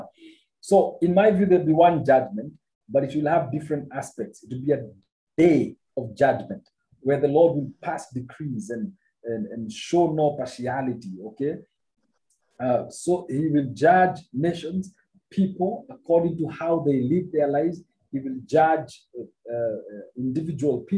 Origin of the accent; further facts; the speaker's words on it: Kenya; I'm a Kenyan